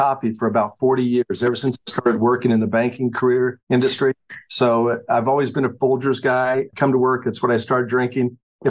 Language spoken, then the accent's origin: English; Eudora, Kansas, United States; also born or lived in Norton, Kansas; now in Baldwin City, United States; I grew up in Eudora, Kansas. My parents were school teachers, so we lived a few other communities, but Eudora was a primary place where I grew up and graduated from.